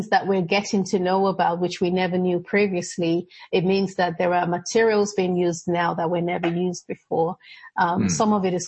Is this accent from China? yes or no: no; Nigeria; moved away; also born or lived in Edinburgh, Scotland; I was born in Scotland, in Edinburgh, and my parents were living there at the time and then moved back to Nigeria